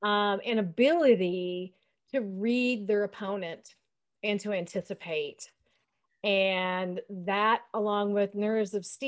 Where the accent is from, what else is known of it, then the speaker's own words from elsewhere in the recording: Michigan, United States; where are you from in the United States? I say, well, Michigan.